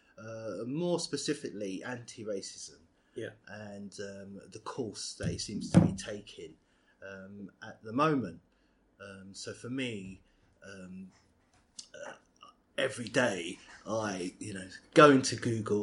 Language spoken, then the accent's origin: English; London, United Kingdom; I'm born and bred in South London